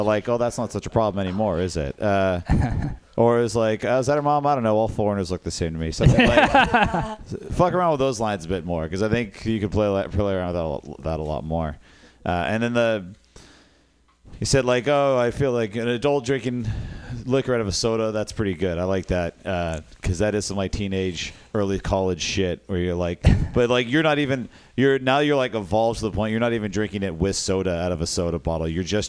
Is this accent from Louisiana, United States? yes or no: yes; Louisiana, United States; So I'm from Louisiana, like I'm set